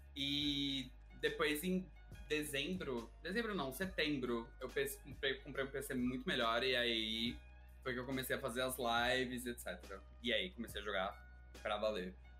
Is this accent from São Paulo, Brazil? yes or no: yes; São Paulo, Brazil; sou de São Paulo